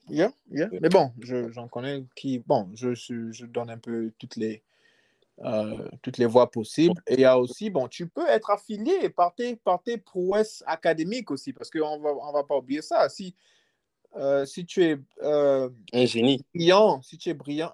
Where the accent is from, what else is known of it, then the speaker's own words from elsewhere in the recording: Libreville, Estuaire, Gabon; now in United States; je viens, je viens de Libreville. Je viens d'un quartier qu'on appelle les States Québec. Mhm. Moi, je suis, je suis un gars d'Akébé.